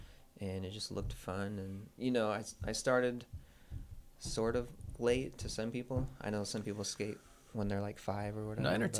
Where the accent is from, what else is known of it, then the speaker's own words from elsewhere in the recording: Guthrie, Oklahoma, United States; moved away as an adult; Yeah, I grew up in Oklahoma, this town called Guthrie, Oklahoma. I lived there for about 20 years before making the move out here.